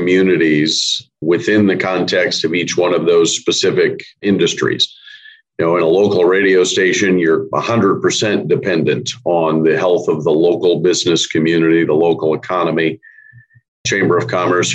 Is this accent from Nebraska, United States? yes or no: yes; Columbus, Nebraska, United States; also born or lived in Missouri; I grew up in Columbus, just went away to Missouri for college and came back and have been there ever since